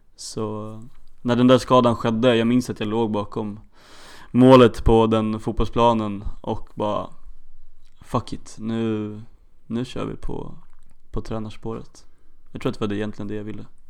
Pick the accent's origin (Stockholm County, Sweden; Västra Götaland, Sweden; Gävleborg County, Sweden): Stockholm County, Sweden; Stockholm; now in Örebro, Sweden; Född och uppvuxen i Stockholm